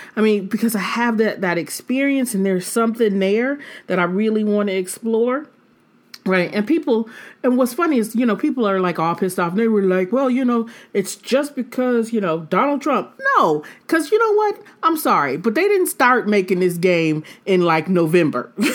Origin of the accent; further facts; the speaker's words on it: Detroit, Michigan, United States; I'm from Detroit